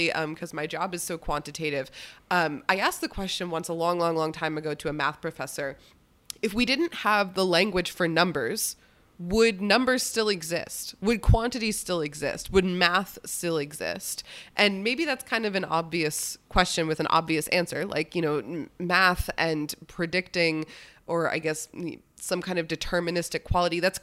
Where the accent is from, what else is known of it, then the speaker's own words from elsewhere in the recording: United States; I'm American